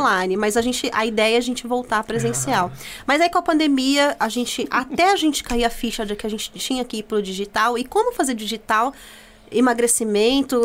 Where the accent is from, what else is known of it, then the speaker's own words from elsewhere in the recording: Itaquaquecetuba, São Paulo, Brazil; also born or lived in Jundiapeba, Mogi das Cruzes; now in Mogi das Cruzes, Brazil; Eu sou de Taquaquecetuba